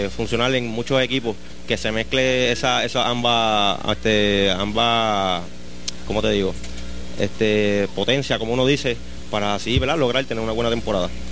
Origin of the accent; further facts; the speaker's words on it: Juana Díaz, Puerto Rico; toda la vida, mi pueblo, que ha sido Juana Díaz